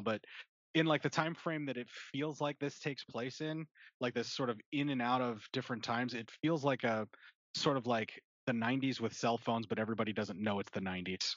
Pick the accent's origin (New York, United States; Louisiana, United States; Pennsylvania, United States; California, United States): Pennsylvania, United States; now in Nebraska, United States; actually from PA and in, in, the Appalachia up there is, is where I grew up